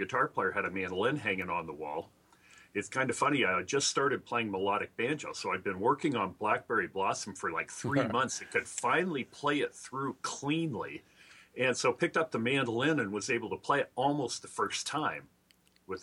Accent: Idaho, United States; moved away as an adult; now in Seattle, United States; I'm originally from Idaho. So I moved over to Seattle in 79 when I was 20.

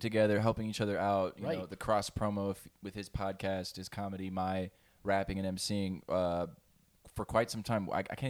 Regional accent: Omaha, Nebraska, United States; now in Chicago, United States; But originally, I'm from Omaha, Nebraska.

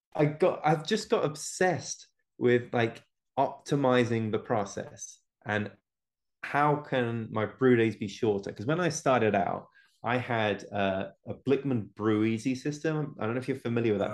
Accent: England, United Kingdom; now in United States; I live in America now, but I'm originally from England.

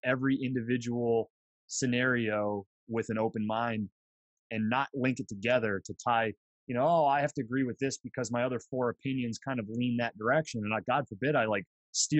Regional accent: Bradford, Pennsylvania, United States; now in Cranberry, United States; I'm a PA guy. Grew up in Bradford.

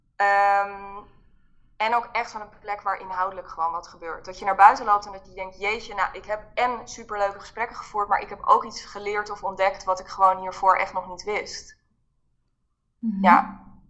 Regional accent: Haarlem, North Holland, Netherlands; ik kom uit Haarlem

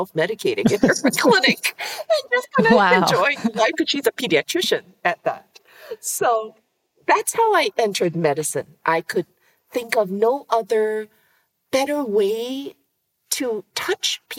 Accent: Singapore; I was born in Singapore, tiny little island city state that you would miss on a map.

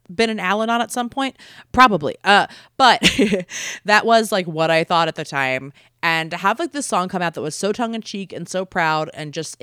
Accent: Baltimore, Maryland, United States; moved away as an adult; now in Los Angeles, United States; growing up, I'm from Baltimore originally

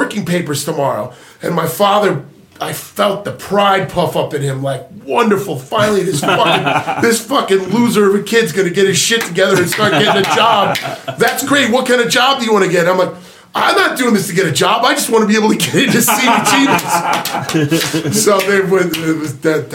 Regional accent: Long Island, New York, United States; when I was a kid growing up on Long Island

